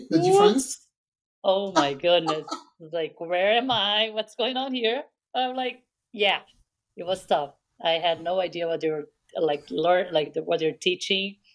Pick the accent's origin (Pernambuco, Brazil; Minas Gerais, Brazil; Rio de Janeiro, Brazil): Rio de Janeiro, Brazil; now in United States; U.S. Uh, so yeah, I was born in Brazil, um